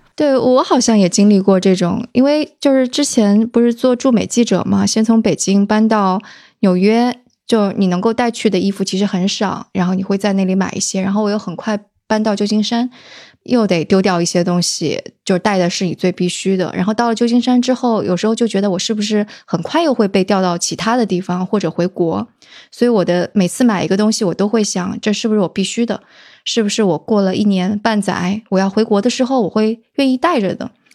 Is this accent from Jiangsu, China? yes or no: yes; southern Jiangsu, China; 因为我是江苏人嘛，而且是那个，呃，江苏南部的人，所以做什么菜都爱放点儿糖